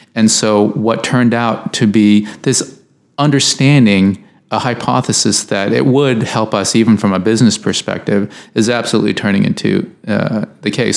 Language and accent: English; United States; I, am an American